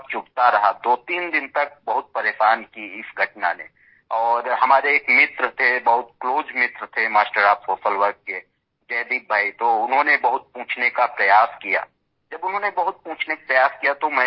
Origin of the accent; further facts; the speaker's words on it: India; हम ग्रामीण क्षेत्र से परिवेश के रहने वाले हैं वहीं पले बढ़े हैं जब गांव से हम लखनऊ पढ़ाई के लिए आए